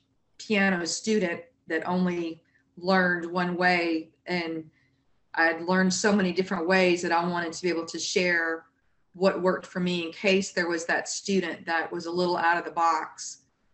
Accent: Jackson, Mississippi, United States; now in South Louisiana, United States; And I'm from Mississippi. So it's a little bit of New Orleans-esque growing up in Jackson.

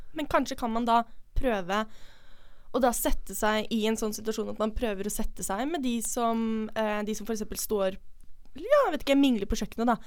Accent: Oslo, Norway; moved away; vi er fra Oslo, begge to. Eh, vi gikk på samme videregående

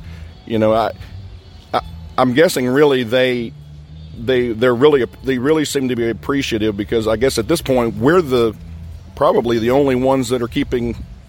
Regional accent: Dawsonville, Georgia, United States; Just north of Atlanta, Georgia, Dawsonville.

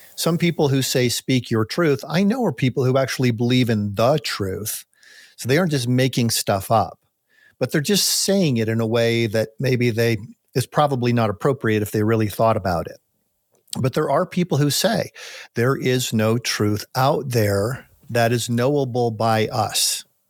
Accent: United States; also born or lived in Colorado (near Pike National Forest); as an American

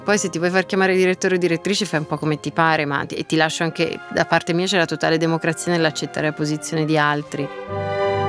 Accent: Lucca, Tuscany, Italy; moved away; also born or lived in Milan; io abitavo ancora a Lucca, nella mia città natale

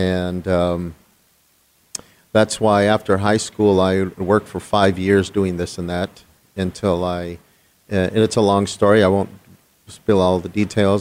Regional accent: Los Angeles, California, United States; I was born in Los Angeles, that little tiny town called Los Angeles, and grew up there, born there, grew up there, went to high school

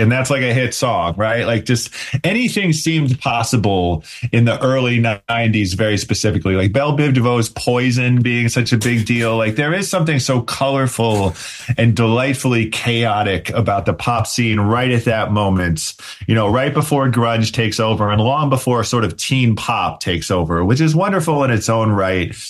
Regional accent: Cleveland, Ohio, United States; growing up in Ohio in the mid 90s

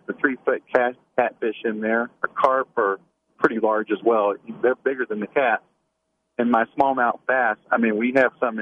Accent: Louisville, Kentucky, United States; also born or lived in Clinton County, Ohio; I'm from Louisville, but I have a house and 10 acres up there

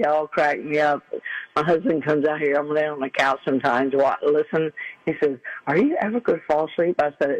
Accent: United States; I'm a citizen. I've been since today all my life, and I'm American.

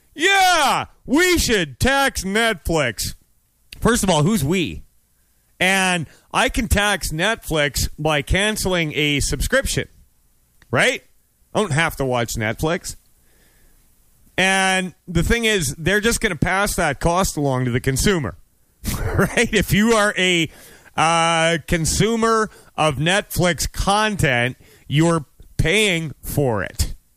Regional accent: United States; I'm an American

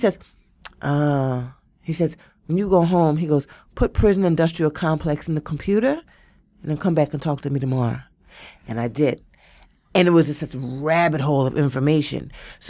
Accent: Philadelphia, Pennsylvania, United States; I'm from West Philly. I'm like, fuck a giggle.

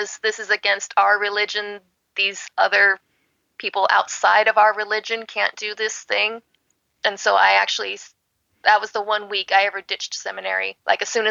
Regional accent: California, United States; I was born and raised in California

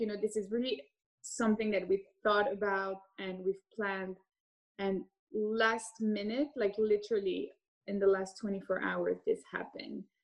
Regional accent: Geneva, Switzerland; moved away as an adult; also born or lived in Hong Kong / London; I grew up in Geneva, Switzerland

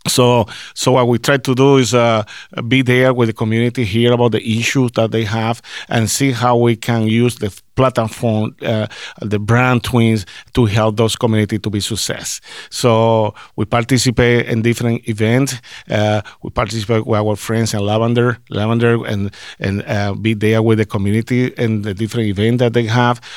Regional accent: Puerto Rico; now in Minnesota, United States; I, I, I came from Puerto Rico, and I, I don't have in mind that hey, I'm going to Minnesota

